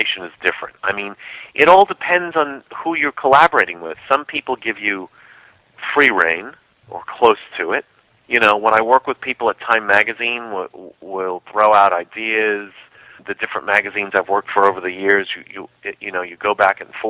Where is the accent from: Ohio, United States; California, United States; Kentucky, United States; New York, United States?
New York, United States; New York City; I grew up being in New York City in the 70s